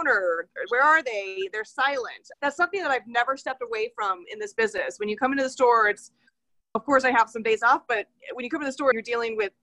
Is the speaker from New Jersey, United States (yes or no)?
no; Prescott, Arizona, United States; when I was growing up in Prescott, we lived just right downtown